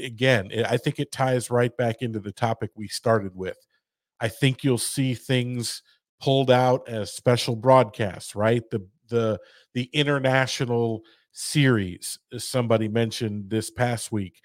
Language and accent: English; St. Louis, Missouri, United States; I'm from St. Louis